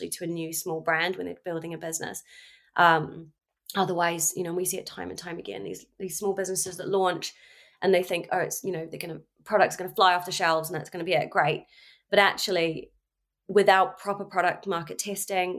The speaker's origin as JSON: {"language": "English", "country": "New Zealand", "tie": "born or raised there", "moved": "as an adult", "lives_now": "London, United Kingdom", "said": "I'm from New Zealand originally. I grew up in New Zealand"}